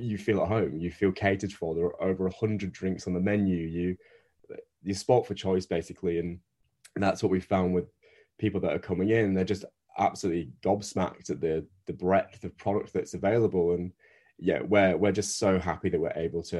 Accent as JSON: {"language": "English", "area": "Northern Britain", "region": "the north of England", "country": "United Kingdom", "accent": "Northern British", "moved": "yes", "lives_now": "Australia", "said": "as you can tell by my accent, I'm Northern British."}